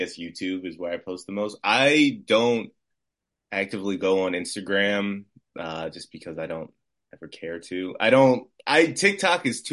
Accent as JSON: {"language": "English", "town": "Baltimore", "region": "Maryland", "country": "United States", "tie": "born or raised there", "said": "I'm born and raised in Baltimore"}